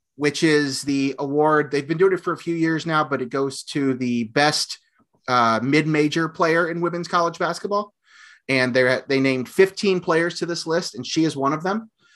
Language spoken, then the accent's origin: English; Oakwood, Illinois, United States; from Oakwood, Illinois, from Oakwood High School, obviously my hometown